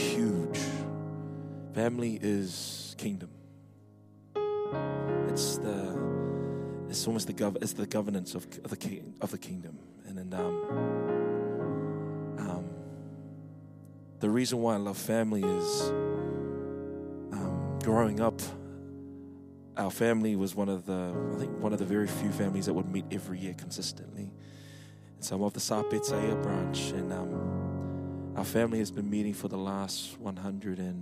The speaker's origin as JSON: {"language": "English", "region": "Wellington", "country": "New Zealand", "tie": "born or raised there", "said": "I'm a Wellington born Samoan. Mum and dad both Samoan, and grew up in a Methodist church, Samoan Methodist church in Aitara. That was for about 18 years"}